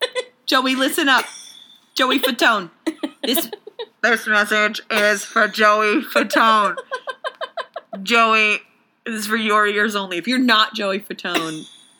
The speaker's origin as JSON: {"language": "English", "region": "Michigan", "country": "United States", "said": "I'm from Michigan"}